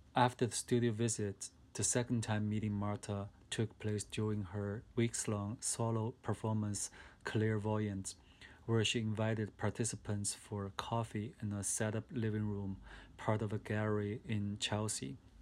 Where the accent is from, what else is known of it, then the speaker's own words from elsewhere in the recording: China; I was born and raised up in China in a working class family.